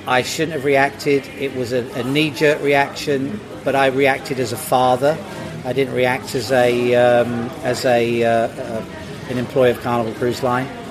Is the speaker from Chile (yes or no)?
no; United Kingdom; I'm British